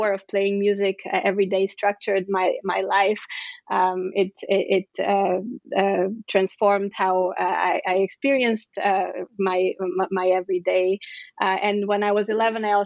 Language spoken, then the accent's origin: English; Bulgaria; I was born in Bulgaria